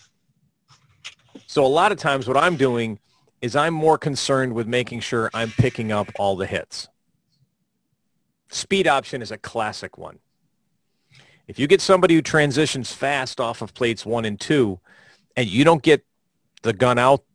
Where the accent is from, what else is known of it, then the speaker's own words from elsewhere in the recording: Florida, United States; my home state of Florida